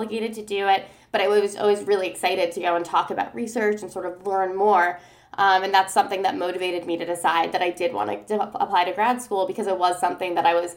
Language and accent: English; New York City, New York, United States; moved away as an adult; also born or lived in Seoul, South Korea; I grew up in Brooklyn, New York